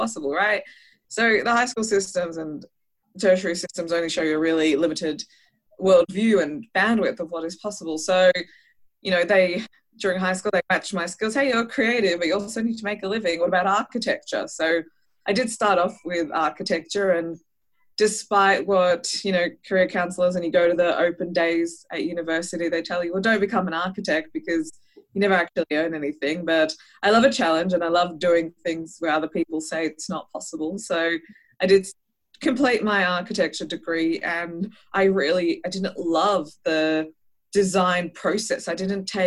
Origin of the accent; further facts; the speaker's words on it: Australia; also born or lived in Israel; I was born in Israel and I moved to Australia with my parents when I was 8 months old.